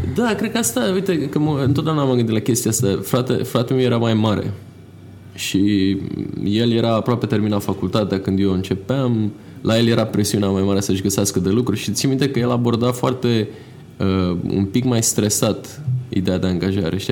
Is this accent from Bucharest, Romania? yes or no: yes; Bucharest, Romania; m-am născut în București, în militar mai exact